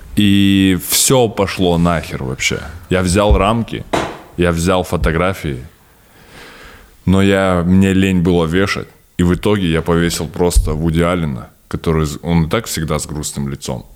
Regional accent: Stepnogorsk, Akmola Region, Kazakhstan; Я родился в Степногорске

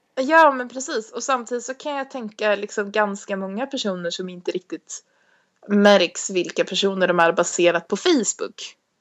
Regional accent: Stockholm, Stockholm County, Sweden; moved away as an adult

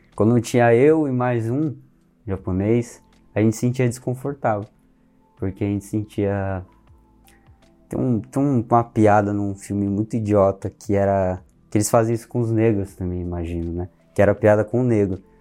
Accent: Brazil; Mas a gente é brasileiro. A gente nasceu aqui

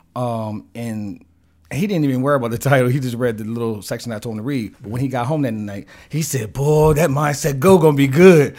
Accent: Wilmington, Delaware, United States; growing up in the Riverside Projects in the hood

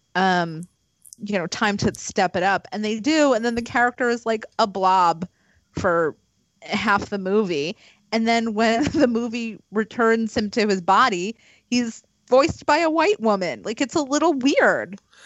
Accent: East Meadow, New York, United States; moved away; also born or lived in Woodbury, New York; I was born in Woodbury. I went to high school in East Meadow

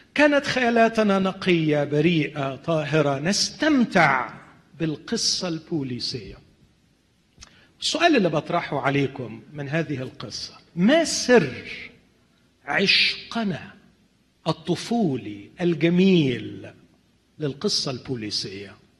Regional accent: Alexandria, Alexandria Governorate, Egypt; انا من الناس اللي قضوا طفولتهم في مصر

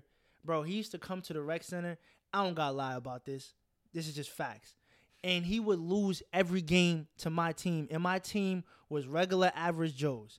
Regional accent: Santa Maria, California, United States; You know, I'm from Santa Maria, so I live 40 minutes away.

